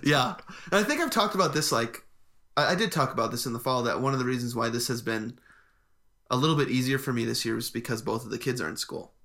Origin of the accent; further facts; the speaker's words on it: Midwest, United States; moved away; we grew up in the Midwest